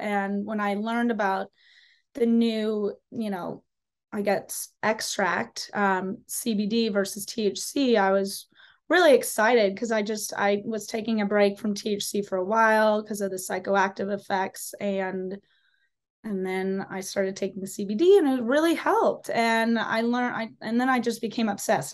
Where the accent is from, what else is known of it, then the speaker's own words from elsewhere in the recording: a small town outside of Chicago, Illinois, United States; I am from a small town outside of Chicago.